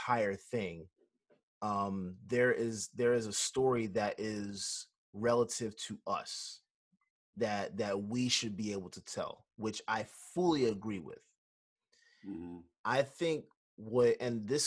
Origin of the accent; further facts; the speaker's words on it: United States; we had to build our own identity here in America